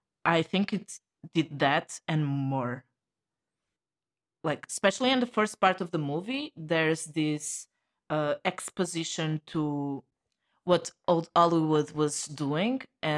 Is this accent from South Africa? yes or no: no; Portugal; from Portugal.